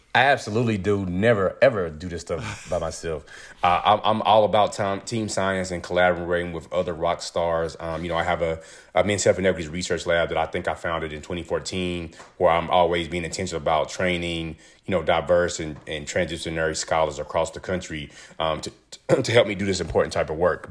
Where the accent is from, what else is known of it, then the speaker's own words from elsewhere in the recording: rural North Carolina, United States; I'm originally from North Carolina, rural North Carolina, where, like, I grew up around chicken houses